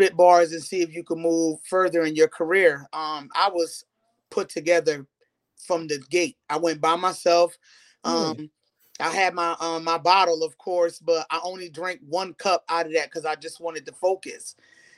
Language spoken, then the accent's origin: English; Newburgh, New York, United States; Straight out of the 845. I'm from Newburgh, New York.